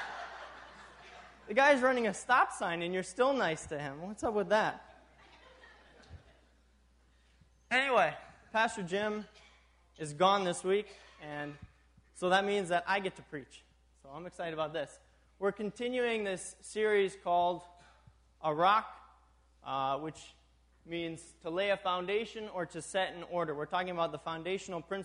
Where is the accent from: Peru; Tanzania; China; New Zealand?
Tanzania; also born or lived in New York, United States; now in Minnesota, United States; I grew up in East Africa, Tanzania.